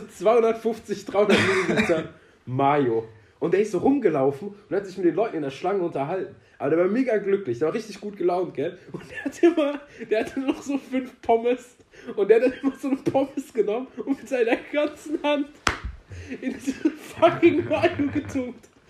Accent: Iran; now in Germany; als Iraner

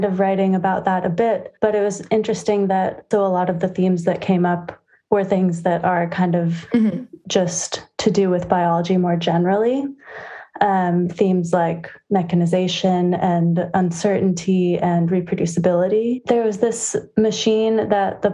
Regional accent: San Francisco, California, United States; I am from San Francisco, California

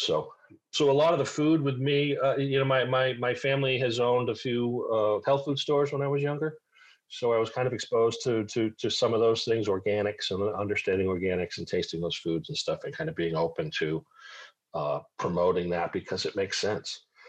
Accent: Cape Cod, Massachusetts, United States; also born or lived in Syracuse, New York / Mohawk Valley, New York; now in South Carolina, United States; I was raised on Cape Cod

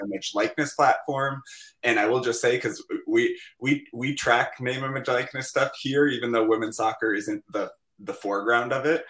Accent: Minnesota, United States; I'm a Minnesotan

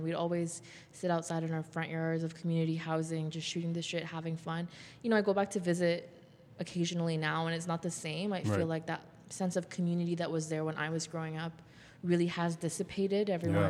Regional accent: Toronto, Ontario, Canada; also born or lived in India / Montreal; But eventually we settled in Jane Finch. And okay. I've called that home ever since. Right. And grew up in Driftwood.

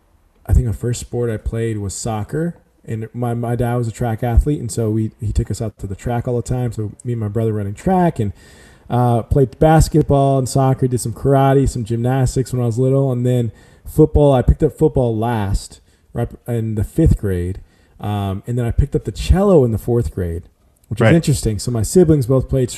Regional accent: San Antonio, Texas, United States; moved away as an adult; also born or lived in Dallas, Texas / Houston, Texas; now in Nashville, United States; Born in Dallas, raised in San Antonio, Texas

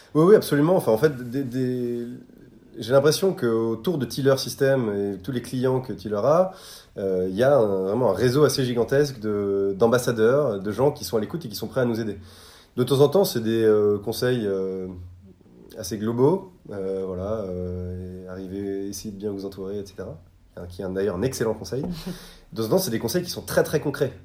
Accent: Bordeaux, Nouvelle-Aquitaine, France; moved away as an adult; also born or lived in Versailles; je suis bordelais. donc, j'ai eu mon bac à Bordeaux

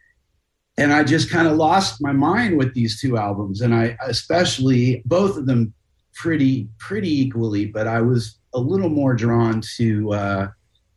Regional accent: California, United States; growing up in California

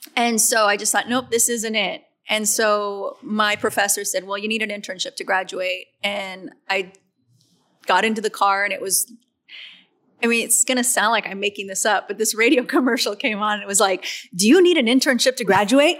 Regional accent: Riverside, California, United States; I started playing in my hometown.

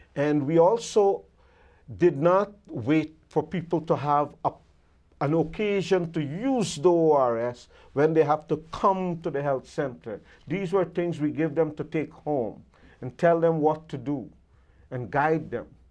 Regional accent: Guyana; when I grew up in Guyana

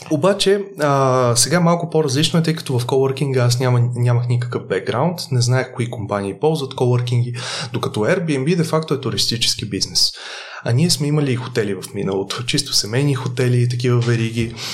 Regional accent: Varna, Varna Province, Bulgaria; аз идвам от семейство от Варна. А, туризма във Варна е много сериозно застъпен и де-факто всеки е израснал в концепцията

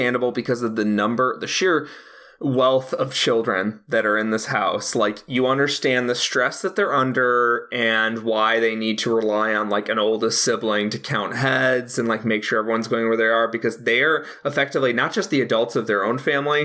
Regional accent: Chicago, Illinois, United States; As a Chicagoan

